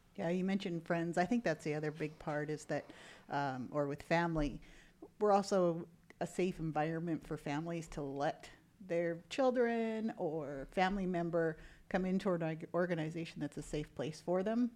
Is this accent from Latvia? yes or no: no; Canada; moved away as an adult; now in United States; I'm originally from Canada. I'm a Canadian citizen